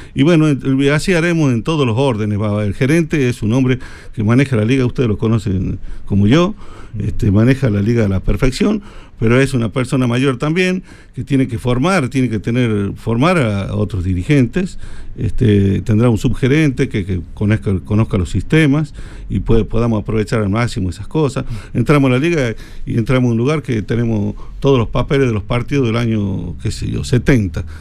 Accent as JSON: {"language": "Spanish", "region": "Tucumán", "country": "Argentina", "tie": "born or raised there", "moved": "yes", "said": "yo cuando era niño vivía en Tucumán"}